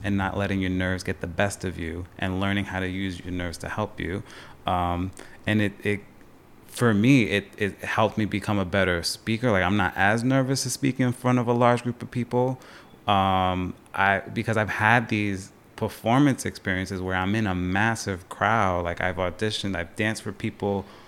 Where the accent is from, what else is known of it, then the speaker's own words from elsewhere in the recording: Long Island, New York, United States; moved away as an adult; also born or lived in Potsdam, New York; now in Plattsburgh, United States; I'm originally from Long Island. Uh, family's from Long Island, New York City. That's been my vibe growing up